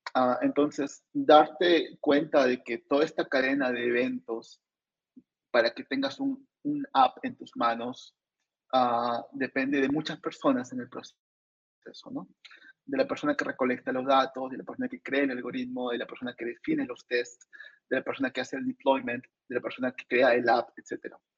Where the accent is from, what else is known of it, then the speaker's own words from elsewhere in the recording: Arequipa, Peru; yo soy de una universidad nacional, vengo de Arequipa